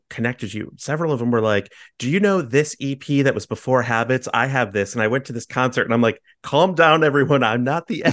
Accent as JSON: {"language": "English", "town": "Chicago", "region": "Illinois", "country": "United States", "tie": "born or raised there", "said": "I grew up in Chicago and I live in Chicago"}